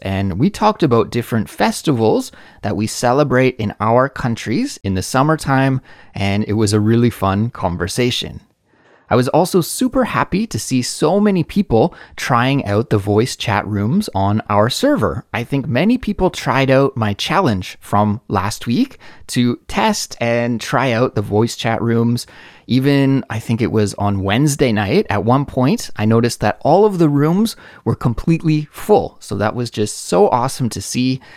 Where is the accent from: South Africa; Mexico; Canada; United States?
Canada; now in South Korea; certainly in South Korea where I live and in my home country of Canada as well